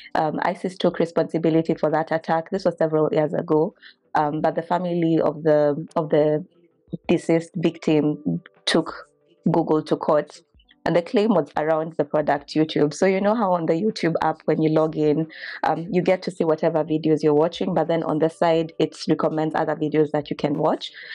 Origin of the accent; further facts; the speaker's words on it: Kenya; now in United States; I'm a Kenyan lawyer by training, but currently in the U S